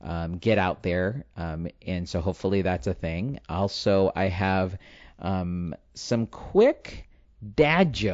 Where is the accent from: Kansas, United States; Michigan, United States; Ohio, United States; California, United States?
California, United States; San Diego; also born or lived in Escondido, California; I am a guy from San Diego, born and raised. Actually grew up in Spring Valley, which is East San Diego